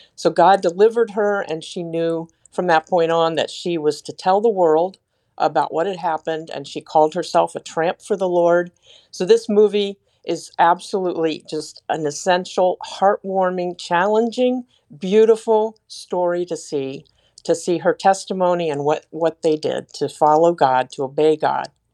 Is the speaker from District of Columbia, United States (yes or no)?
yes; Washington, District of Columbia, United States; I was born and raised in the Metro D C area